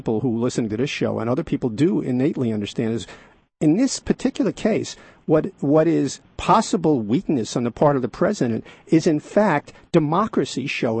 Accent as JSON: {"language": "English", "region": "New York", "country": "United States", "tie": "born or raised there", "said": "the New York Times. I mention that because it's my hometown newspaper"}